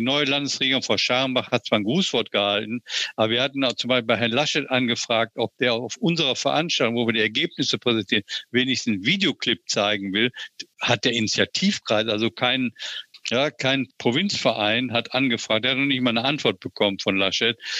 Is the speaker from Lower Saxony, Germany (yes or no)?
no; Oberhausen, North Rhine-Westphalia, Germany; Meine Heimatstadt Oberhausen